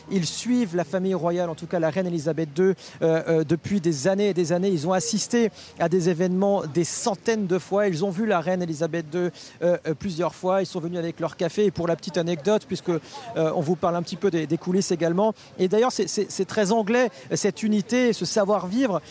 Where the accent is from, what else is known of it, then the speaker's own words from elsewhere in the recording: France; nous, en tant que Français